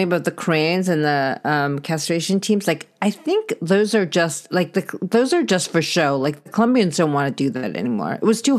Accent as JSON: {"language": "English", "region": "California", "country": "United States", "said": "California, my home state"}